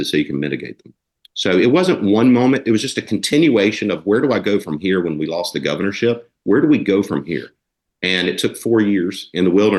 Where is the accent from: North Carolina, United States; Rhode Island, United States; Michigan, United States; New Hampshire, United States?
North Carolina, United States; I was born in North Carolina